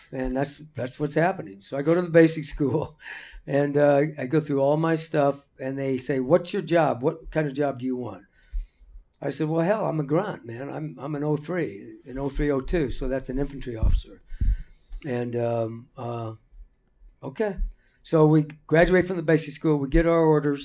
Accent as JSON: {"language": "English", "town": "Marion", "region": "Illinois", "country": "United States", "tie": "born or raised there", "moved": "yes", "said": "I grew up in Marion, Illinois"}